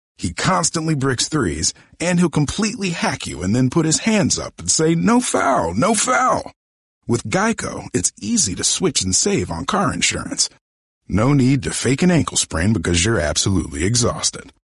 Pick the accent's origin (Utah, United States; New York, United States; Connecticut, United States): Connecticut, United States; Colchester; moved away; I grew up in Connecticut, uh, in a town called Colchester